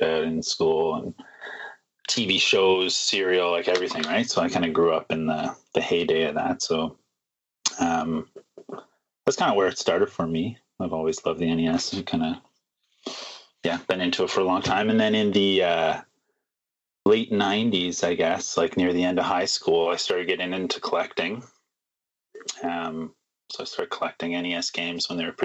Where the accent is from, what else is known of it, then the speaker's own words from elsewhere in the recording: Toronto, Ontario, Canada; now in Vancouver, Canada; But I grew up in Toronto